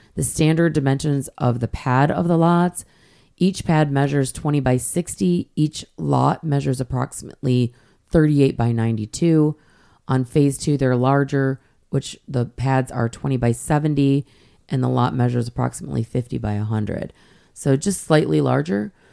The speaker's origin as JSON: {"language": "English", "region": "Michigan", "country": "United States", "tie": "born or raised there", "also_born_or_lived": "Hilton Head Island, South Carolina", "moved": "yes", "said": "I grew up in Michigan"}